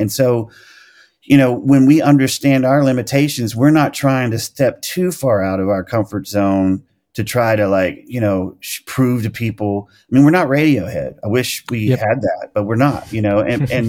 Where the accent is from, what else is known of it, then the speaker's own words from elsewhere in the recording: El Dorado, Arkansas, United States; I mean, that was like even people from my hometown in El Dorado, Arkansas would understand that.